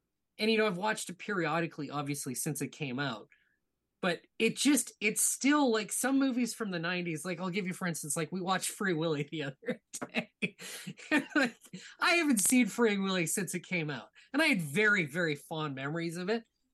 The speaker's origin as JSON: {"language": "English", "town": "Edmonton", "region": "Alberta", "country": "Canada", "tie": "born or raised there", "moved": "yes", "lives_now": "Ontario, Canada", "said": "I was born and raised in Edmonton, Alberta."}